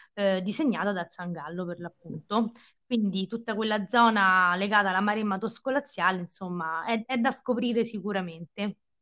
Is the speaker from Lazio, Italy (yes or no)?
yes; Viterbo, Lazio, Italy; io sono viterbese, viterbese, eh, sì, nata a Viterbo, vissuta a Viterbo, studiato e laureata a Viterbo